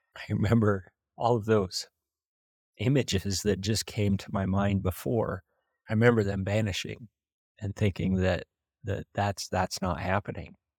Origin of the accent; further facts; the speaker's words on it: Preston, Idaho, United States; I'm from Preston, I grew up in small town Idaho